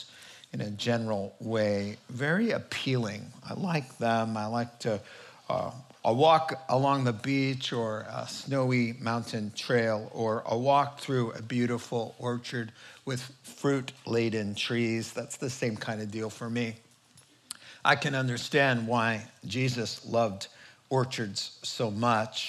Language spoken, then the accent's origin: English; New England, United States; moved away; I grew up in New England, a small town in the suburbs